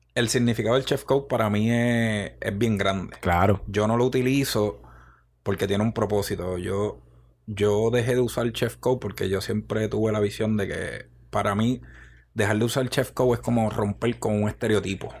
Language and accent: Spanish; Río Grande, Puerto Rico; accent: el acento cantado; Yo soy de Rio de, Río Grande. de una barriada llamada Las Dolores.